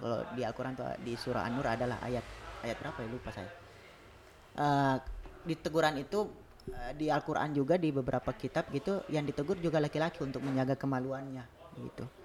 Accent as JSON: {"language": "Indonesian", "town": "Bone", "region": "South Sulawesi", "country": "Indonesia", "tie": "born or raised there", "said": "di Bugis nih uh, di Bone lah misalnya di kampung saya"}